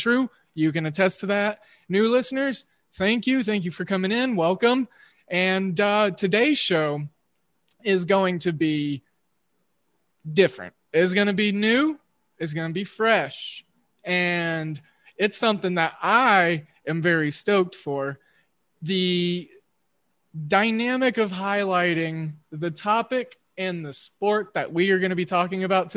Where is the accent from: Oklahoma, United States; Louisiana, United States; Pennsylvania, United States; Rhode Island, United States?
Oklahoma, United States; I'm a Midwesternite, and I grew up in Oklahoma